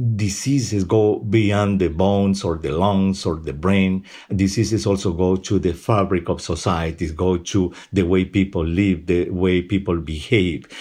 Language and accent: English; Peru; moved away; Peru, at least, which is my home country